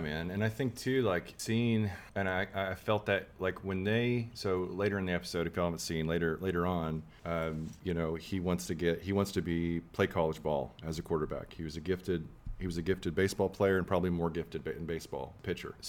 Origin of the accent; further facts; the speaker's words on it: Texas, United States; we're from Texas